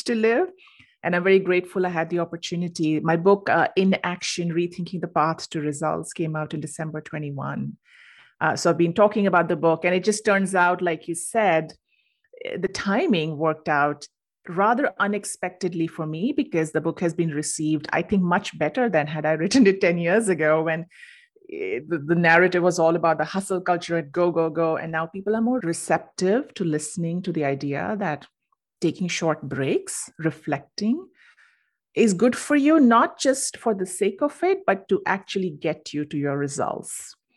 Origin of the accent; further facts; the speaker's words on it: India; moved away as an adult; now in United States; originally I'm from India and I moved to the U S for grad school.